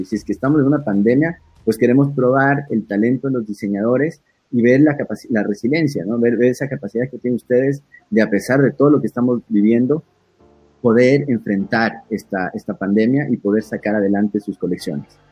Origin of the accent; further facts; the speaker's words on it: Ecuador; necesito estar en mi país, tengo mi gente, tengo mi familia